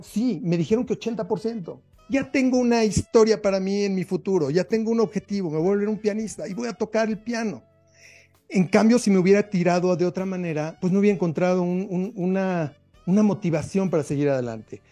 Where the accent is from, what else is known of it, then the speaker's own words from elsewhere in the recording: Mexico; como mexicano